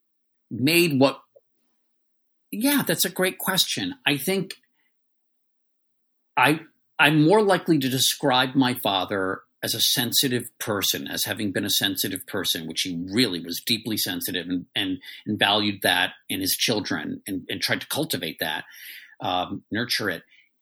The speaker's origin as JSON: {"language": "English", "area": "D.C.", "region": "Maryland suburbs outside Washington", "country": "United States", "tie": "born or raised there", "said": "I was raised in the Maryland suburbs right outside of D.C."}